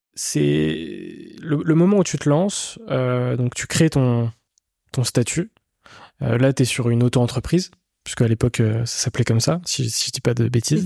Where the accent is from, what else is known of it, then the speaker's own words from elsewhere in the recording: Rennes, Brittany, France; je viens de, de Rennes, en Bretagne.